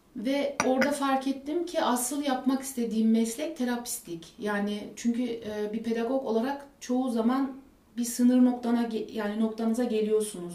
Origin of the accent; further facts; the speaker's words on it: Germany; Almanya'da doğdum, büyüdüm